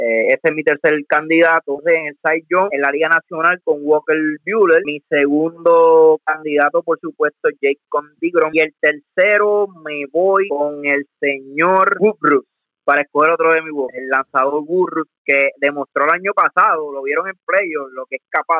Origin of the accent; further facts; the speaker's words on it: Coamo, Puerto Rico; no es porque sea de mi pueblo